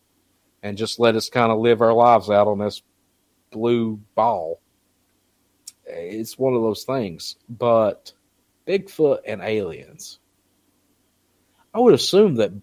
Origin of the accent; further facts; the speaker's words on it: Southeast Kentucky, United States; I come from Southeast Kentucky